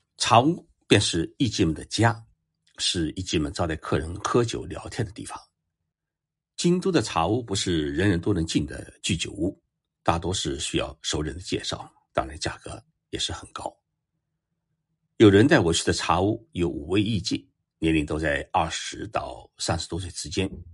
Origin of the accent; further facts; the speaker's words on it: China; 我们中国人